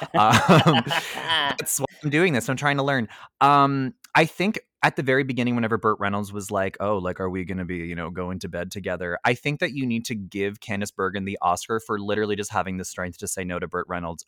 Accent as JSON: {"language": "English", "town": "Ottawa", "region": "Ontario", "country": "Canada", "said": "I'm from Orleans"}